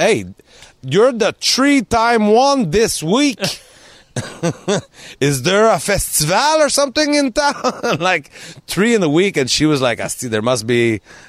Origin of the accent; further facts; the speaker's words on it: South Shore of Montreal, Quebec, Canada; I'm the South Shore of Montreal.